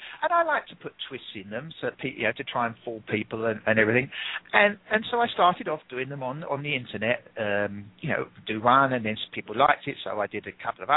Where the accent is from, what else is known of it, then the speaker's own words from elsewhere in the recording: England, United Kingdom; accent: English; I'm English